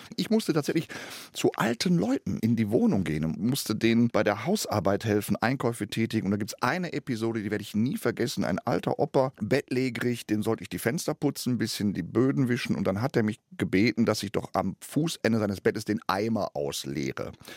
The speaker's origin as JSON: {"language": "German", "town": "Gelsenkirchen", "region": "North Rhine-Westphalia", "country": "Germany", "tie": "born or raised there", "moved": "yes", "said": "du kriegst zwar den Jungen aus Gelsenkirchen, aber Gelsenkirchen nicht aus dem Jungen. Das heißt, meine Mentalität ist immer noch Gelsenkirchen"}